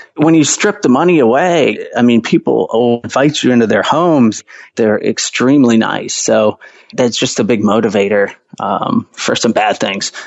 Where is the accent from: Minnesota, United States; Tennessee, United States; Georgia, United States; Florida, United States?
Georgia, United States; Atlanta; I grew up in the suburbs of Atlanta, actually, you know, never really uh, left the country until after college